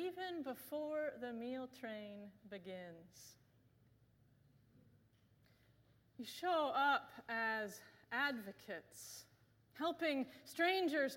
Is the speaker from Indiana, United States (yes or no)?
yes; Bloomington, Indiana, United States; moved away; my hometown of Bloomington, Indiana